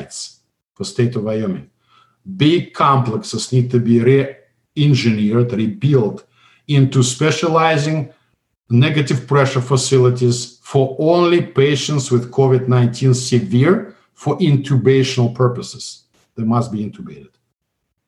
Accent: Russia; English is a second language; moved away as an adult; also born or lived in St. Petersburg, Russia; now in United States; I came from Soviet Union

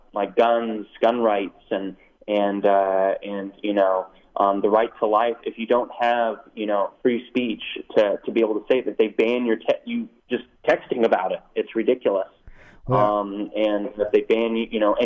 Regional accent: Silicon Valley, California, United States; I'm from Silicon Valley

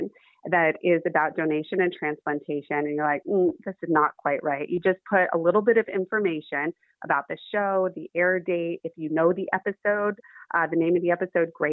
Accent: Los Angeles, California, United States; I grew up in Hollywood.

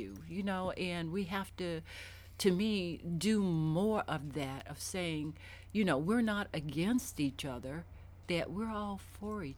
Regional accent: the South, United States; now in Richmond, United States; I grew up in the South, and when I grew up, even though I knew my neighbors, and I lived in the projects

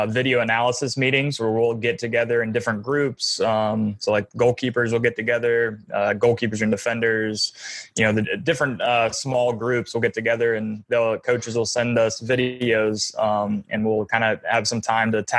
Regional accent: Atlanta, Georgia, United States; I had a brick wall in my driveway when I was growing up in Atlanta

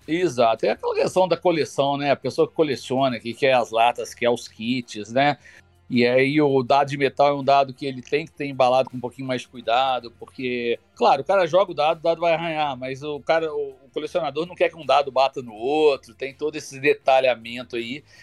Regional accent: Juiz de Fora, Minas Gerais, Brazil; eu sou de Juiz de Fora, né? Minas Gerais

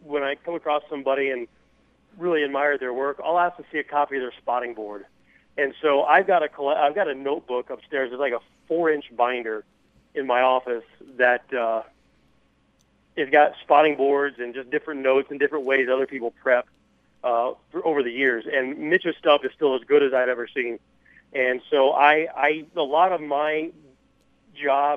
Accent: Wichita, Kansas, United States; moved away as an adult; also born or lived in Hutchinson, Kansas / Goodland, Kansas / Ottumwa, Iowa / New Mexico; started at the CBS station in Wichita, my hometown.

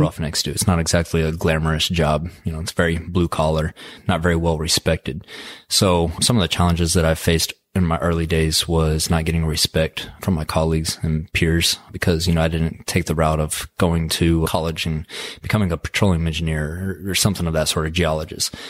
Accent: Midland, Texas, United States; Born and raised in West Texas, graduated high school in Midland, Texas

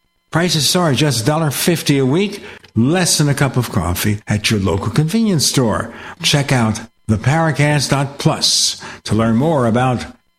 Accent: New York City, New York, United States; moved away as an adult; I grew up in New York City where we had plenty of public transportation.

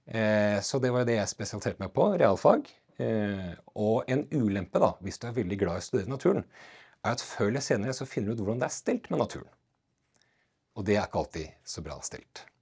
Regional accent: Gjøvik, Innlandet, Norway; born there; jeg er eh, født eh, på Gjøvik sykehus eh, og bodde

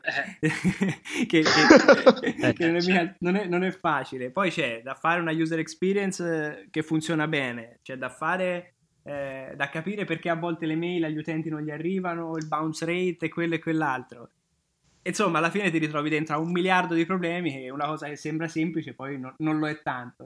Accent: Tuscany, Italy; now in Milan, Italy; io sono toscano

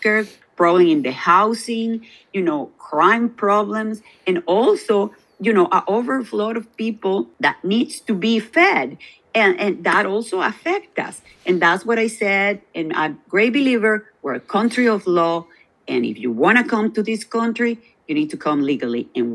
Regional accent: Maracaibo, Zulia, Venezuela; now in United States; I am from Maracaibo, the state of Zulia, which is also a border state

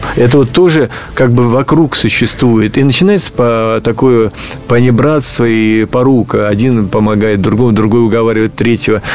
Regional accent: Ulyanovsk, Ulyanovsk Oblast, Russia; в Ульяновский музей, откуда я родом

